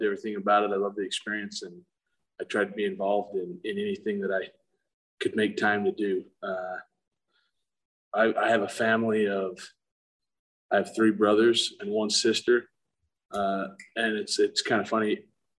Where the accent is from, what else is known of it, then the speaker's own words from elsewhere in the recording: Monticello, Utah, United States; So I was actually born and raised in Monticello, went to high school there.